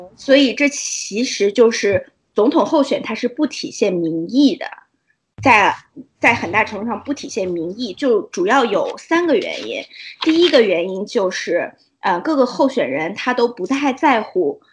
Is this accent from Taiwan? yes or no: no; China; moved away; 我们中国人